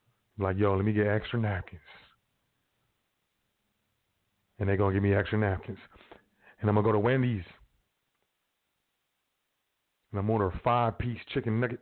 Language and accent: English; United States; I'm from the South Side